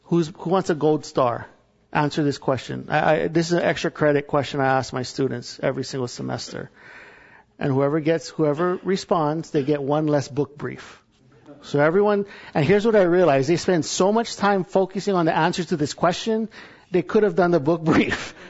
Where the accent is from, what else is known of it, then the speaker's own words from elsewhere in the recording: Hawaii, United States; I'm from Hawaii